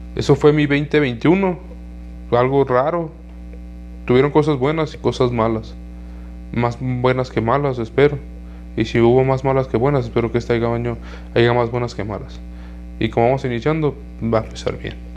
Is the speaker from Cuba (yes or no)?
no; Jalisco, Mexico; de aquí de mi ciudad, de aquí de donde yo soy, de aquí de Jalisco